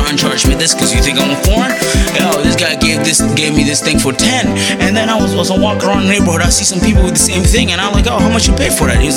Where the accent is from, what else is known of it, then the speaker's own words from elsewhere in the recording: United States; I'm American